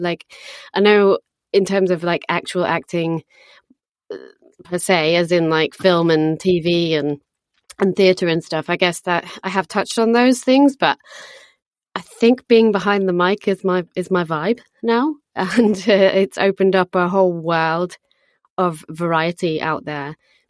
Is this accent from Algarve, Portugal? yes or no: yes; Algarve, Portugal; I'm British, born and raised in Portugal, in the sunny Algarve, south of Portugal. Absolutely incredible upbringing.